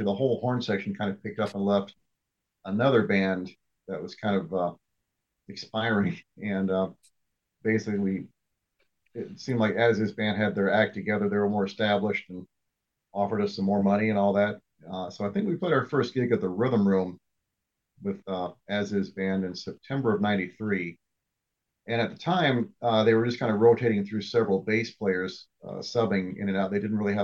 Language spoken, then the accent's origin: English; near Indianapolis, United States; moved away as an adult; now in Phoenix, United States; I grew up near Indianapolis and moved out to Phoenix